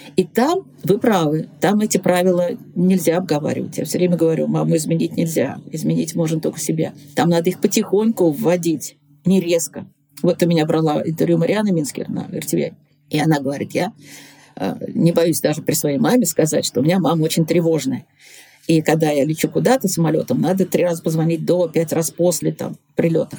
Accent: Nizhny Novgorod, Nizhny Novgorod Oblast, Russia; also born or lived in Moscow; на своем горьковском телевидении, среди своих огромного количества поклонников, среди своих земляков

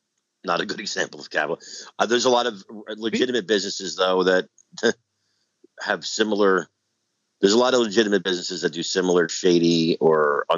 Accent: New Jersey, United States; I know a lot of guys. I'm an Italian from New Jersey. I know a lot of guys from that era.

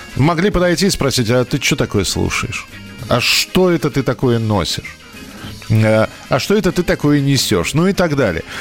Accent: Moscow, Russia; я рос в Бескутниково

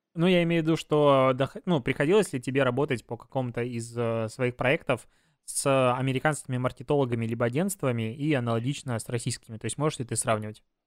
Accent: Belarus; now in Russia

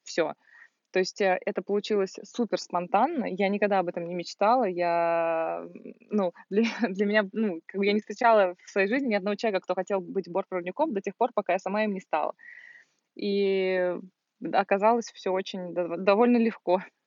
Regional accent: Volgograd, Volgograd Oblast, Russia; moved away as an adult; я из Волгограда, и я там заканчивала

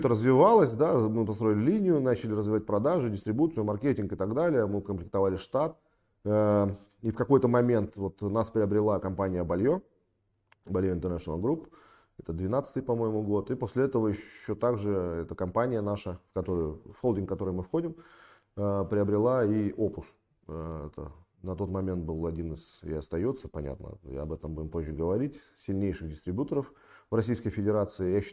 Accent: Sevastopol, Crimea, Ukraine; я родом из Крыма, из города-героя Севастополя. Очень люблю свой город, город, в котором родился.

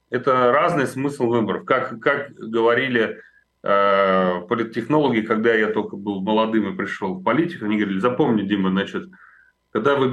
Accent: Moscow, Russia; я москвич.

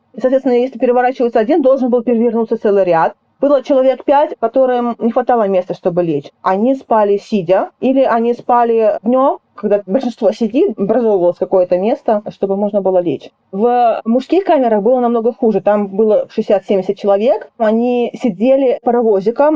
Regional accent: Russia; moved away; я из России

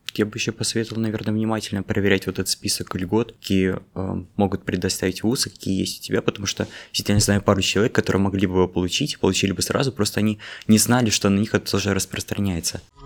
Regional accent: Norilsk, Krasnoyarsk Krai, Russia; moved away as an adult; now in Moscow, Russia; Я из Норильска

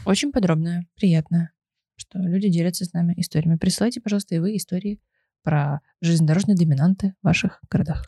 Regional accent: Lipetsk, Lipetsk Oblast, Russia; я из города Липецк

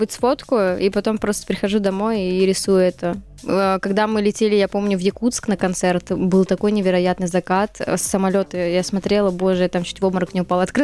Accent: Siberia, Russia; now in Moscow, Russia; Я живу с родителями. Вот как мы переехали, да, э, с Сибири мы переехали в Москву, купили квартиру, я так и живу.

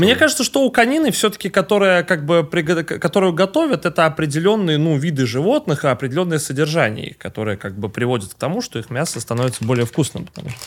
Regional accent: Russia; я русский человек, я родился в России

